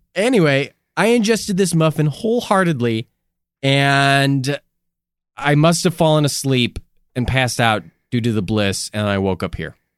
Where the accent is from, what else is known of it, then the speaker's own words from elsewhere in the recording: Midwest, United States; we came from the Midwest.